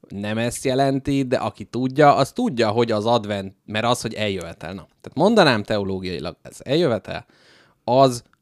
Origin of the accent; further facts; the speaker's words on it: Hungary; Hát figyelj, magyar emberek vagyunk